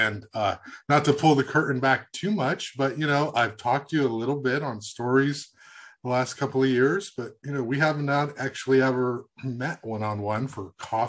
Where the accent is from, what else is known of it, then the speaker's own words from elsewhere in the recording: Goleta, California, United States; I grew up in Goleta